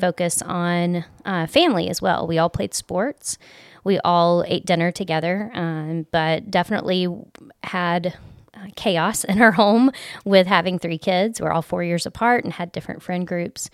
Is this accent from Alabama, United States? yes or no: yes; Gulf Coast, Alabama, United States; I grew up on the Gulf Coast in Alabama